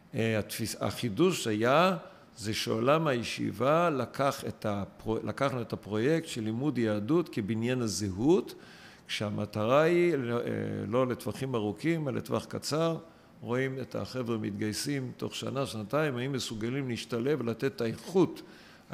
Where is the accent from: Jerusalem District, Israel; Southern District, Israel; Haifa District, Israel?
Southern District, Israel; Eilat; moved away as an adult; גדלתי על הים באילת